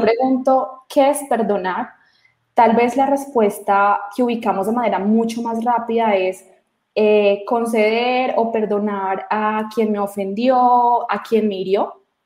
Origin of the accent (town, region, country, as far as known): Colombia